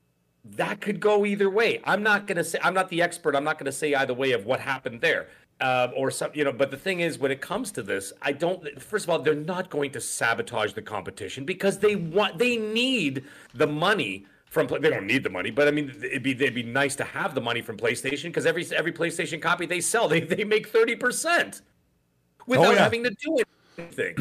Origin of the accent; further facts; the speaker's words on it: Canada; I'm Canadian